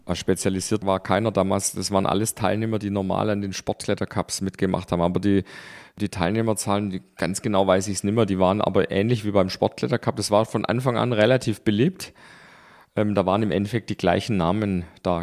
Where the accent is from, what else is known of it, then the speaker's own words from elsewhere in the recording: Stuttgart, Baden-Württemberg, Germany; in Stuttgart. Da haben wir gewohnt in den Weinbergen